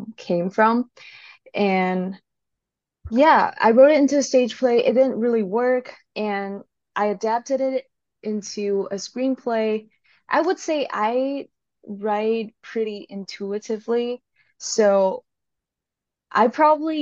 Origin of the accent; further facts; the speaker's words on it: Hong Kong; moved away as an adult; now in Seattle, United States; I am originally from Hong Kong.